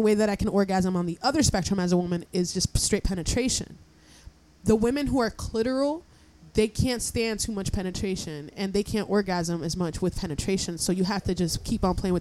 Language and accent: English; Paterson, New Jersey, United States; I'm from Patterson